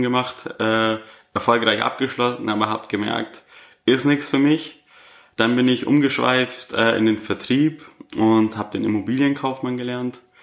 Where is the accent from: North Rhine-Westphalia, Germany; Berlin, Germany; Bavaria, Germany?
Bavaria, Germany; Augsburg; 25 Jahre jung und komme aus Augsburg